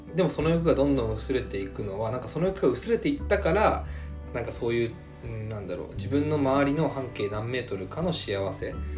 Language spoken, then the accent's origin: Japanese; Japan; born or raised there